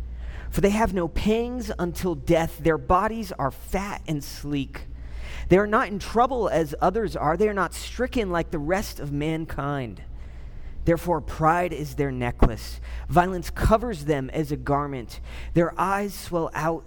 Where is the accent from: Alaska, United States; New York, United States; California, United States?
California, United States; Southern; I grew up in Southern California.